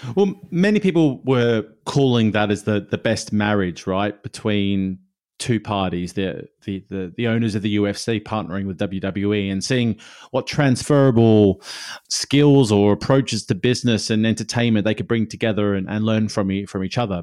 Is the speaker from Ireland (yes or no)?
no; Australia; born or raised there